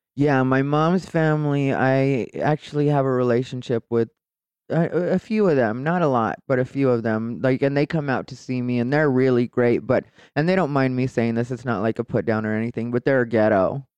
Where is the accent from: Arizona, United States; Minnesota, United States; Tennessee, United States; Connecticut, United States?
Arizona, United States; Casa Grande; also born or lived in Phoenix, Arizona; I grew up in Casa Grande, Arizona